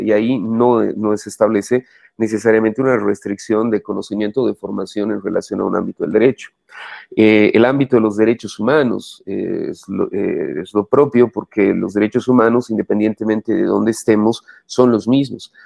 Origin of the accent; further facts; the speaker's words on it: Cochabamba, Bolivia; soy cochabambino, estudié en el Colegio Loyola